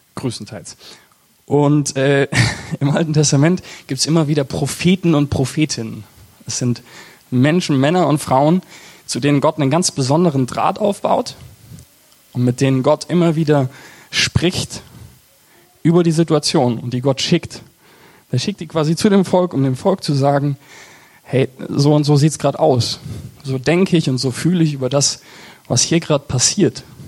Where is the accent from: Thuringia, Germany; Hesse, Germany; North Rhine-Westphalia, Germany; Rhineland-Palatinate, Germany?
Hesse, Germany; Eversbach, Hessian Hinterland; ich komme aus Eversbach das ist so im Bermuda-Dreieck zwischen, zwischen Siegen, Marburg und Gießen